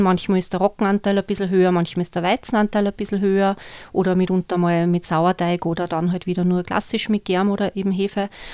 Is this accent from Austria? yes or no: yes; Austria; bei uns in Österreich